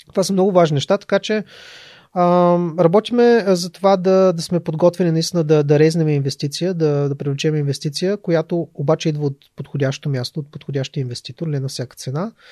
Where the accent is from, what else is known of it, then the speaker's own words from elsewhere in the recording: Ruse, Ruse Province, Bulgaria; аз съм от Руса, нали, нямам възможност да, да се включвам активно в неща, които стават в София